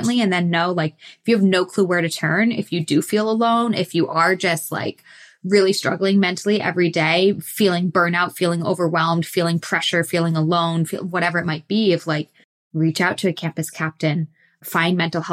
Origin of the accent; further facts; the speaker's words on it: Massachusetts, United States; moved away as an adult; now in Texas, United States; I grew up in Massachusetts, but the last decade or so I've been in southern, more warmer weather clients